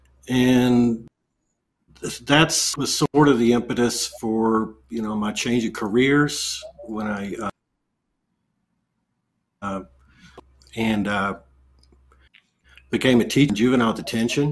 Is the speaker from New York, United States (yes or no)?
no; Texas Panhandle, United States; I grew up in the Texas Panhandle in in the Methodist church